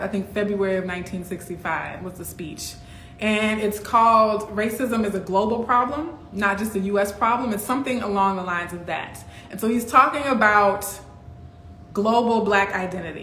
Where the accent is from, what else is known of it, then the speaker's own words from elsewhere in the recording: Baton Rouge, Louisiana, United States; also born or lived in Kenner, Louisiana; I grew up in Baton Rouge lived in Kenner a little bit before